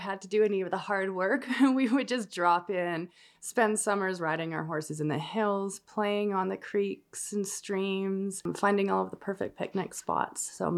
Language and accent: English; Calgary, Alberta, Canada; now in Nanton, Canada; I grew up in Calgary, Alberta, but I have roots on a family ranch here by Nanton.